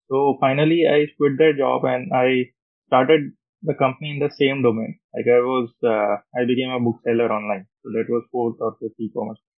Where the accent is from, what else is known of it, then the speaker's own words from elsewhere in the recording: Roorkee, Uttarakhand, India; moved away as an adult; also born or lived in Delhi / Australia; went back to Roorkee, my hometown. My father was IT prof there.